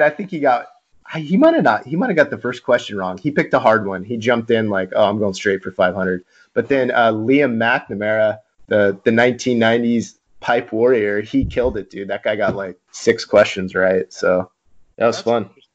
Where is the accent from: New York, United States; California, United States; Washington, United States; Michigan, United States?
California, United States; Mission Viejo; I grew up in Mission Viejo, a missionite, an inland kid